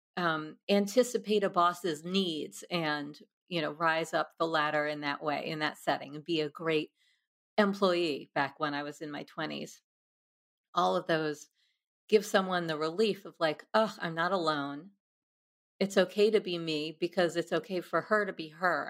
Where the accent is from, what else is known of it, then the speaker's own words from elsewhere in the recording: New York, United States; a dorky misfit growing up in New York